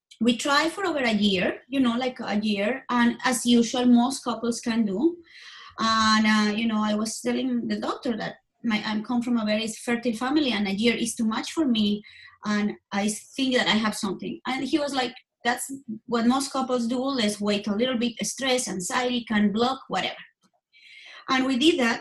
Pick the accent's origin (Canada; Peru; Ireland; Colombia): Colombia; moved away as an adult; now in United States; I was born in Colombia, and I moved here to the States. Actually, it's going to be 18 years ago in February.